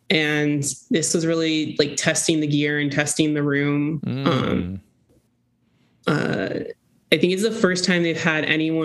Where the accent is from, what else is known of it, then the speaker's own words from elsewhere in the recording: Florida, United States; moved away; I am from Florida, which is noise capital of the world